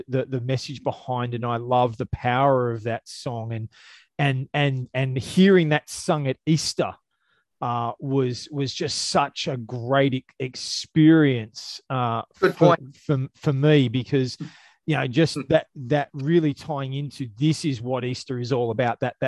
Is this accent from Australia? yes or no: yes; Australia; I'm an Aussie